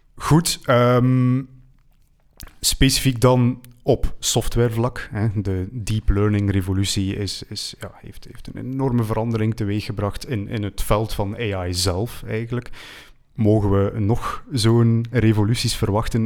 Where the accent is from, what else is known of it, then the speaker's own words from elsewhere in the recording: Belgium; wij als Belgen